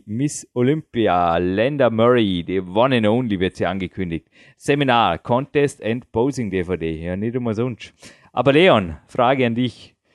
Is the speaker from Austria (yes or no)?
yes; Dornbirn, Vorarlberg, Austria; die Birne. So buchstabiert sie nicht, aber so erklärt man meine Heimatstadt und so googelt man nach